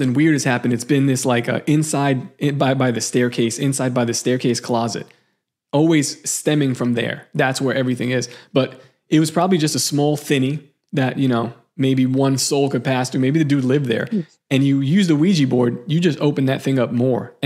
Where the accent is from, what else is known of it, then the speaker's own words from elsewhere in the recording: New York City, New York, United States; the house that I was born in Seagate